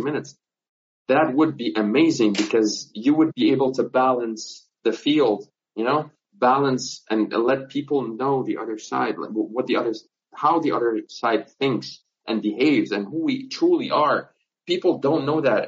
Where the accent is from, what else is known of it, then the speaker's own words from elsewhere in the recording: Nazareth, Northern District, Israel; I'm from Nazareth. I'm from Palestine